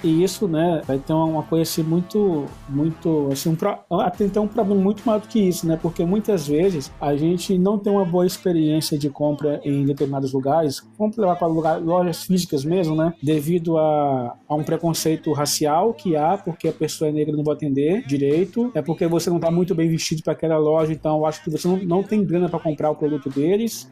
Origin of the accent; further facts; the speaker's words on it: Brazil; como bom brasileiro que somos